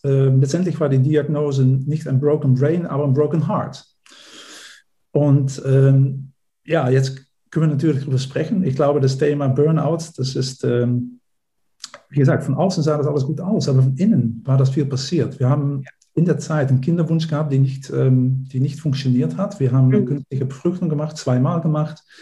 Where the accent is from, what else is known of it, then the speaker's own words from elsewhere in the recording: Netherlands; German is a second language; moved away as an adult; also born or lived in Berlin, Germany; now in Germany; ich bin äh, Niederländer, wie man vielleicht auch äh, äh, unschwer äh, hören kann